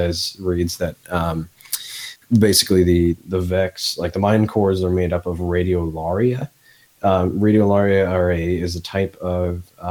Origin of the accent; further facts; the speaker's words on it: Midwest, United States; accent: Midwestern; my Midwestern accent is coming